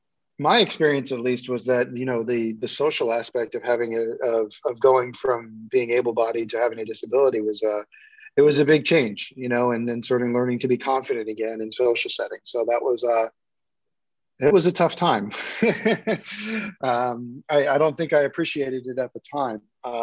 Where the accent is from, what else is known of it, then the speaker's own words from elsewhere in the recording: New York City, New York, United States; I grew up in New York City and we'd moved around a lot when I was a kid.